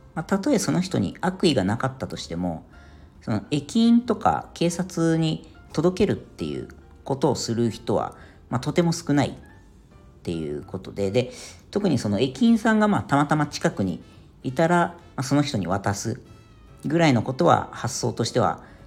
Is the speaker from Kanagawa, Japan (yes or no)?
yes; Yokohama, Kanagawa, Japan; moved away as an adult; now in Ireland; 僕はあの地元が横浜なんですけど